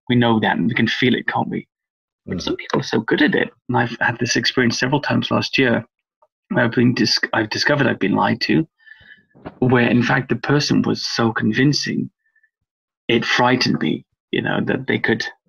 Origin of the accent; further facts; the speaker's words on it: Wales, United Kingdom; now in England; I grew up in Wales, come from an Irish English family, but I grew up in Wales